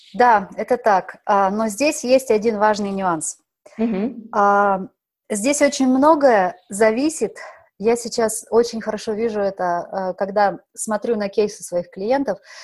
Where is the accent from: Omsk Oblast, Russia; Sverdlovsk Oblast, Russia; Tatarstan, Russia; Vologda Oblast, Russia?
Omsk Oblast, Russia; moved away as an adult; also born or lived in Moscow / Paris / Provence; now in Monaco; Родилась я в Омской области, в таком маленьком